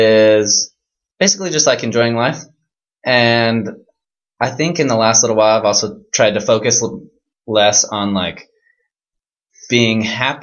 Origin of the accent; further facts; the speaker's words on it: Oregon, United States; I'm from Oregon. Beautiful Pacific Northwest.